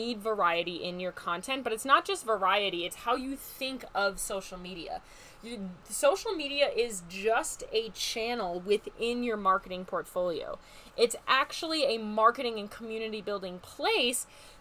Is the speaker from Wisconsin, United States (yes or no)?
yes; Wisconsin, United States; moved away; I am from Wisconsin. I'm a Wisconsin girl at heart